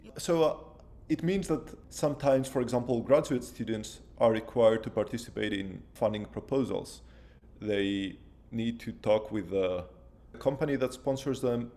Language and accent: English; Athens, Attica, Greece; English is a second language; moved away as an adult; also born or lived in Netherlands / Lausanne, Switzerland; now in Providence, United States; I'm of Greek origin, so I was born and raised in Athens